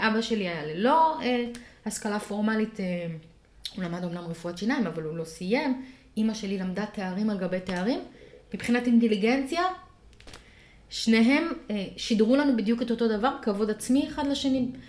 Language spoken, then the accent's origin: Hebrew; Rishon LeZion, Central District, Israel; שנות ה-שמונים, בראשון לציון